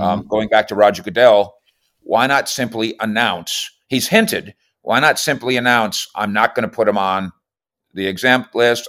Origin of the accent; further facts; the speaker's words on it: Minnesota, United States; moved away; I'm originally from Minnesota